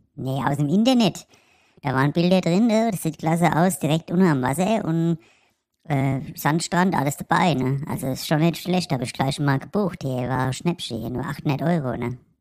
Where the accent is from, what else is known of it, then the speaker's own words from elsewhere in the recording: Frankfurt, Hesse, Germany; als Frankfurter